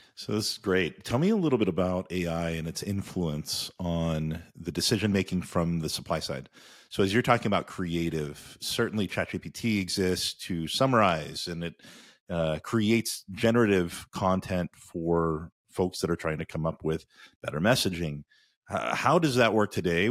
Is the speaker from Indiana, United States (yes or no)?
yes; Indiana, United States; we grew up in Indiana together